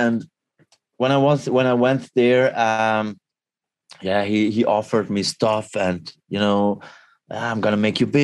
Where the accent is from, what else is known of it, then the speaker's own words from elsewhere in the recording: Switzerland; I'm from Switzerland